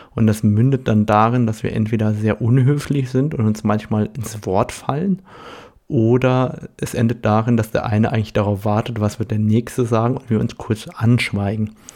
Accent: Germany; Bei uns in Deutschland

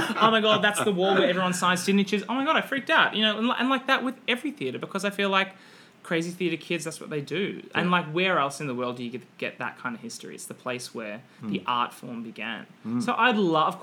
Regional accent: Australia; being an Australian

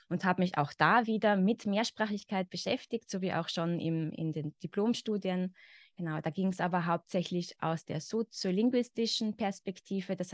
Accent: Carinthia, Austria; accent: Carinthian; now in Vienna, Austria; ich bin aus Österreich, ich bin in Österreich geboren, ich lebe zurzeit in Wien. Ich komme aber nicht aus Wien, also meine Familie stammt eigentlich aus dem Süden von Österreich, aus Kärnten. Das heißt, ich bin theoretisch mit dem Kärntner Dialekt aufgewachsen.

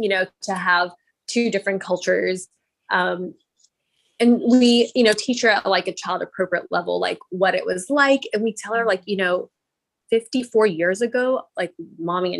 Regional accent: Texas, United States; I'm Indian, but I was born and raised in Texas

